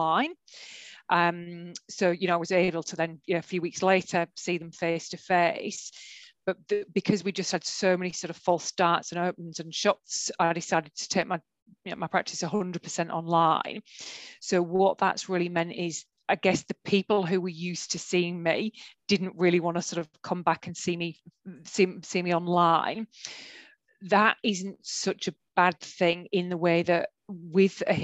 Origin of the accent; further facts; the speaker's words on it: Brisbane, Queensland, Australia; I'm from Brisbane